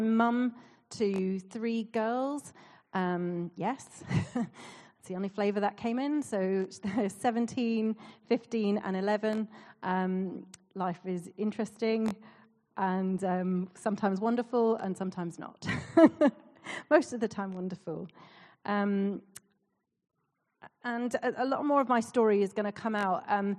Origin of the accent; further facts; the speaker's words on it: Canada; accent: Canadian; But so I've lost my Canadian accent, but my mum and dad are visiting, so I will slip into that sometimes.